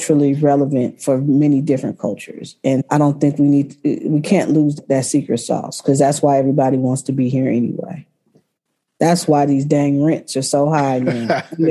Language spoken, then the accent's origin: English; Berkeley, California, United States; I grew up in Berkeley, born and raised.